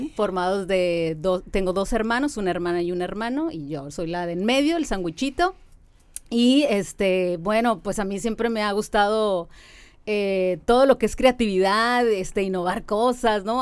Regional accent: Mexicali, Baja California, Mexico; nací aquí en Mexicali

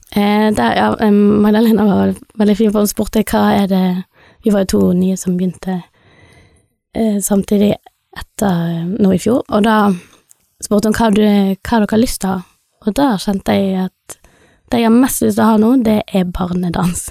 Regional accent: Bergen, Vestland, Norway; moved away as an adult; also born or lived in India; now in Stord, Norway; jeg er født i India, adoptert. Oppvokst i Bergen

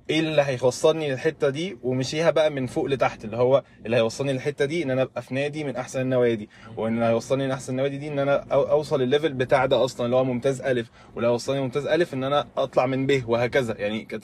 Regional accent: Egypt

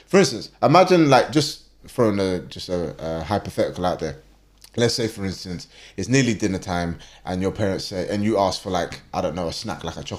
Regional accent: London, United Kingdom; I was born in the UK. I was born in London. So like I'm born and raised in London.

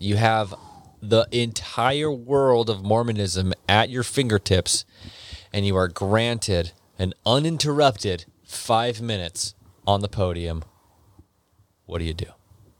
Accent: United States

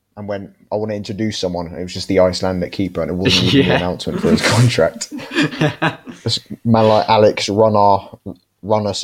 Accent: London, United Kingdom; moved away as an adult; now in Brighton, United Kingdom; a lovely London local lad.

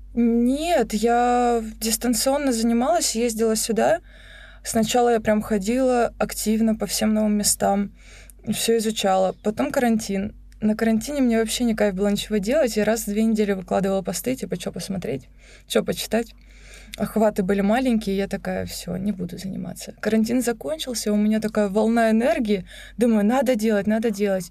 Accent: Rostov-on-Don, Rostov Oblast, Russia; moved away as an adult; also born or lived in Krasnodar / Moscow; now in Sochi, Russia; я же из Ростова, я уже жила в Краснодаре

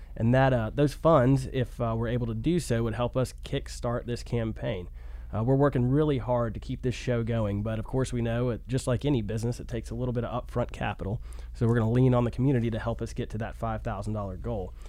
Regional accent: Chattanooga, Tennessee, United States; I'm an American and I'm a Chattanoogan

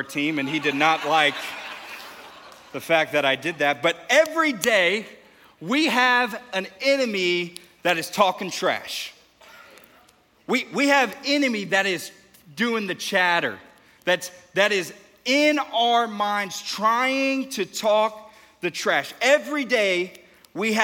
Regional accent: Houston, Texas, United States; now in Dallas, United States; I'm from Houston

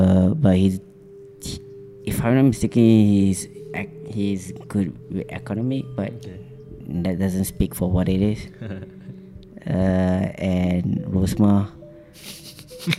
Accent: Subang Jaya, Selangor, Malaysia; also born or lived in Penang / Perlis / Sungai Buloh; I grew up in Subang

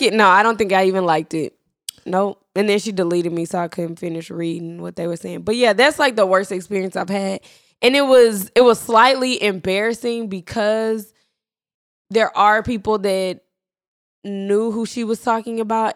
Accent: Irving, Texas, United States; we're from Irving

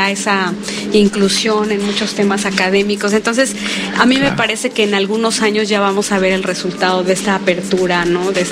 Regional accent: Puebla, Mexico; algo que tengo que decir es que somos de Puebla.

